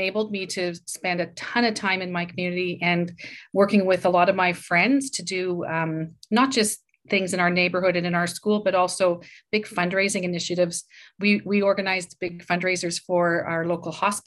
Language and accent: English; Saskatoon, Saskatchewan, Canada; moved away as an adult; now in Waterloo, Canada; I grew up in Saskatoon. I'm a prairie girl, always will be.